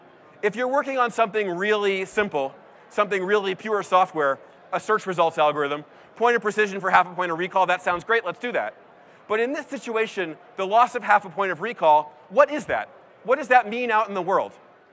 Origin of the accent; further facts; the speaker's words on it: San Francisco, California, United States; So I'm from San Francisco, and the Crisis Text Line number is actually stamped on the Golden Gate Bridge.